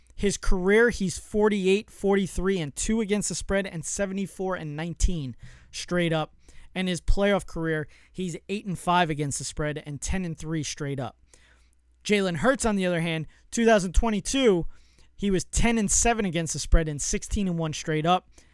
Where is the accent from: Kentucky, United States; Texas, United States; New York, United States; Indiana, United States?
New York, United States; I'm from New York, so I, I'm in the New York area